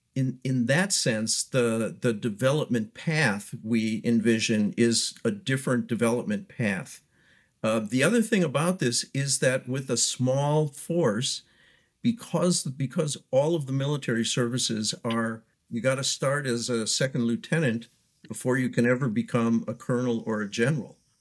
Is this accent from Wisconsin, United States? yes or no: yes; Wisconsin, United States; moved away; I'm from Wisconsin originally